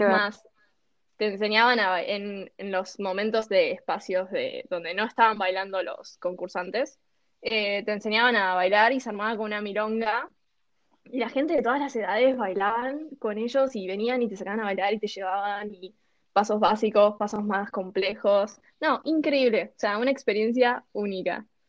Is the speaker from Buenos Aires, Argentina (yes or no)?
no; Santa Rosa, La Pampa, Argentina; yo soy pampeana, soy de Santa Rosa